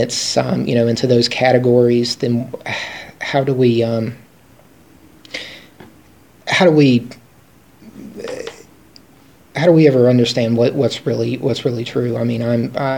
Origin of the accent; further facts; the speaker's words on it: Appalachia, United States; I'm an Appalachian American, and so that's how I identify